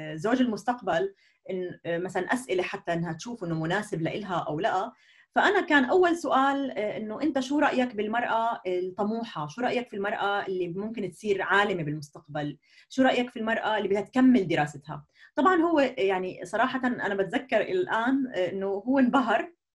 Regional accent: Jordan; moved away as an adult; now in Germany; نشات في الاردن

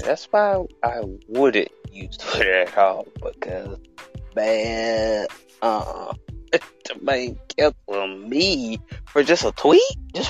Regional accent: Alabama, United States; I am from Alabama. I was like, I was born and raised.

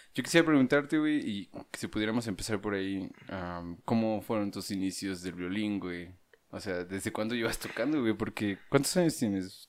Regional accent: Dolores Hidalgo, Guanajuato, Mexico; moved away as an adult; also born or lived in China; vengo de Guanajuato

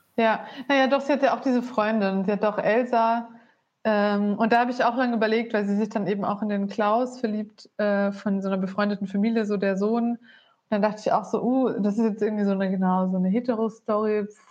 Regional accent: Bavaria, Germany; moved away as an adult; also born or lived in Berlin; davor 20 Jahre in Bayern auf dem Dorf.

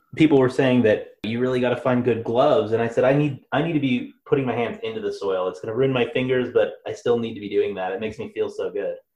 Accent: Seattle, Washington, United States; moved away; I'm from Seattle

